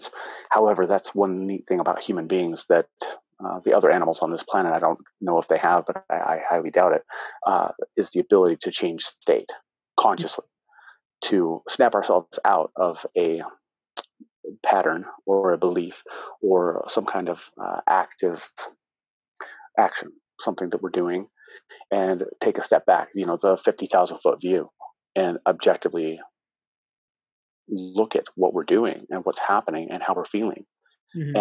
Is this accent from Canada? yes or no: no; United States; I'm American